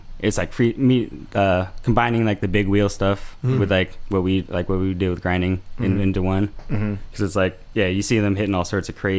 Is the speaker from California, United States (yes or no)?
yes; Bay Area, California, United States; also born or lived in Redwood City, California / Scottsdale, Arizona / Sacramento, California; I grew up in the Bay Area before like my family moved to Arizona for a little bit. And then we moved back. We were like in Sacramento.